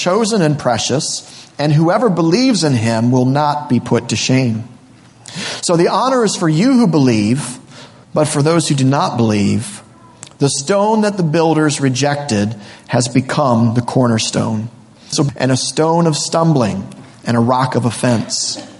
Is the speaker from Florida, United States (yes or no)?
yes; Florida, United States; born there; moved away; My family moved to this area in around 1986. I was born originally from Florida.